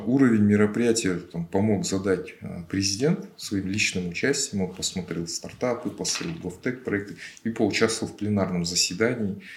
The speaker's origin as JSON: {"language": "Russian", "region": "Almaty", "country": "Kazakhstan", "said": "я же алматинец"}